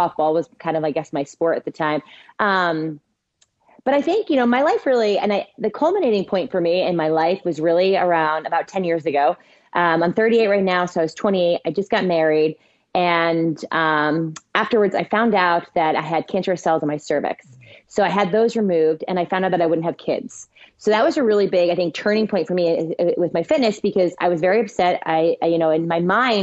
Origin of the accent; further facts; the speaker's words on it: New Jersey, United States; moved away; also born or lived in Boston; I grew up in North Jersey, moved to Boston where I lived